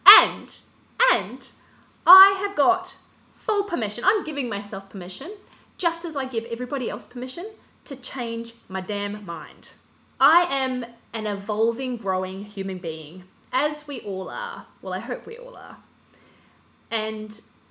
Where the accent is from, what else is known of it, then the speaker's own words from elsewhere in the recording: Australia; now in Christchurch, New Zealand; I am originally from Australia. I'm currently living in Christchurch, New Zealand